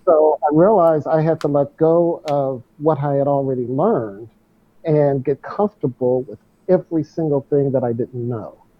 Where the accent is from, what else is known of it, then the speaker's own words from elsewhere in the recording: St. Louis, Missouri, United States; moved away; I ran a marathon in my hometown, the St. Louis Marathon